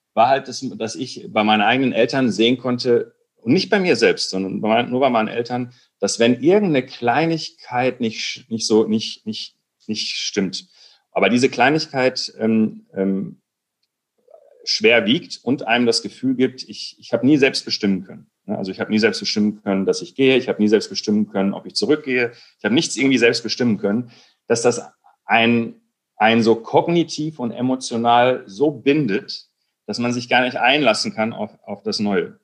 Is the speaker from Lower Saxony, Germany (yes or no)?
no; Recklinghausen district, Ruhr area, North Rhine-Westphalia, Germany; moved away as an adult; also born or lived in Berlin; wir sind im Kreis Recklinghausen äh, aufgewachsen, mitten im Ruhrgebiet